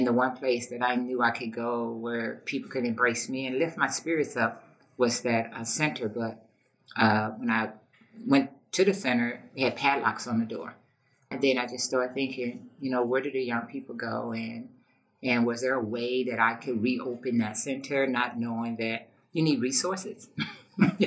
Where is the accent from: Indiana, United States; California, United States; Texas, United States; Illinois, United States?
Illinois, United States; East St. Louis; I'm from East St. Louis. I grew up in East St. Louis